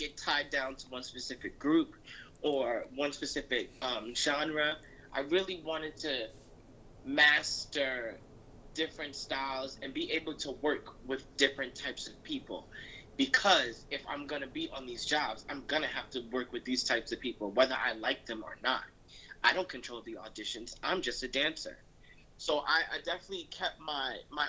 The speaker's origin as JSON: {"language": "English", "region": "North New Jersey", "country": "United States", "moved": "yes", "lives_now": "New York, United States", "said": "We're both from Jersey. We were both from North New Jersey, but I've lived in the suburbs"}